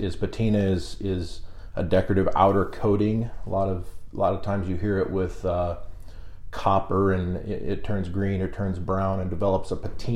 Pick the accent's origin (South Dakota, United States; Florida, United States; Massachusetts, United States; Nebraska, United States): Nebraska, United States; O'Neill; moved away as an adult; also born or lived in Lincoln, Nebraska / Omaha, Nebraska; now in York, United States; So I'm from North Central Nebraska, O'Neill to be exact. That's where I graduated from